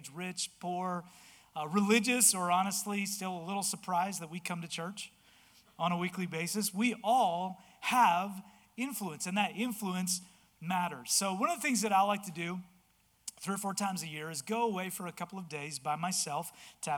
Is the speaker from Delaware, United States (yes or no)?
yes; Delaware, United States; I'm from Delaware